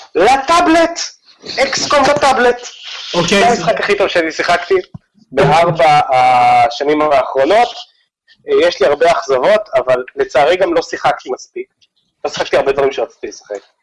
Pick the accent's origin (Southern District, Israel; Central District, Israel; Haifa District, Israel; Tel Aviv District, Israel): Haifa District, Israel; Haifa; אני מחיפה